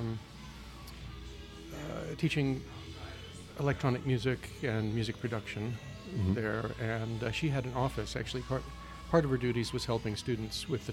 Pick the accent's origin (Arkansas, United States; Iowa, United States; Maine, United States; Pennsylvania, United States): Iowa, United States; Iowa City; I was born in Iowa City from a long line of Norwegian farmers